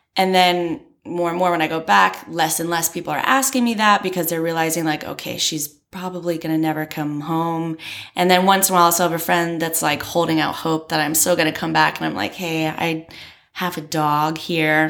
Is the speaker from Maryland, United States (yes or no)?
yes; Maryland, United States; moved away as an adult; also born or lived in Florida; now in Beijing, China; I'm from Maryland, which is on the East Coast